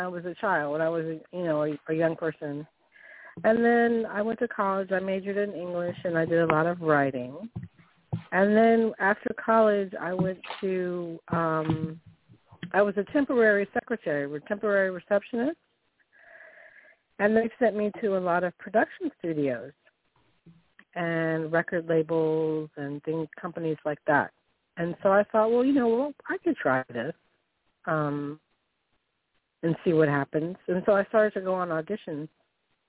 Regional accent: Virginia, United States; in my home state in Virginia, in the state of Virginia.

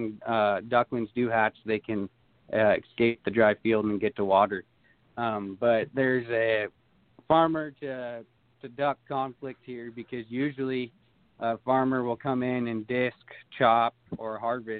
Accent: Durham, California, United States; I'm from Durham.

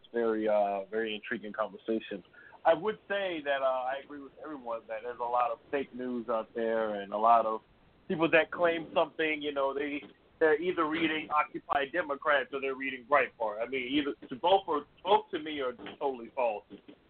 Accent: New York, United States; but I'm from New York. I know many of us from New York.

